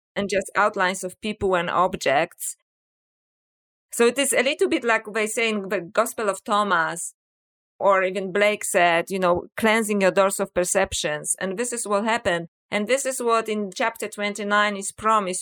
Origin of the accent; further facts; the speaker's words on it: Poland; English is a second language; moved away; people may wonder about my accent. So, uh, yes, I was born in Poland